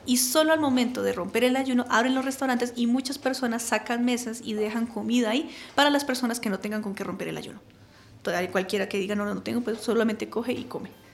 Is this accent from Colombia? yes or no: yes; Colombia; nosotros colombianos